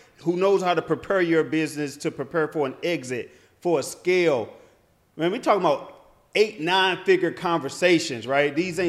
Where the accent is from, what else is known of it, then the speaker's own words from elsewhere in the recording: Midwest, United States; I'm from the Midwest